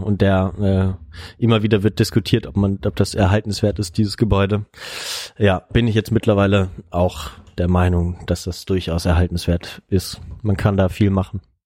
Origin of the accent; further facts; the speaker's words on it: Germany; also born or lived in Bonn; wir sind aus Deutschland